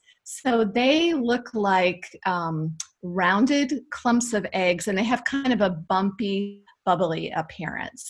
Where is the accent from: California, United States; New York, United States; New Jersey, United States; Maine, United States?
Maine, United States; I grew up in Maine and loved to wander around the woods behind my parents' house.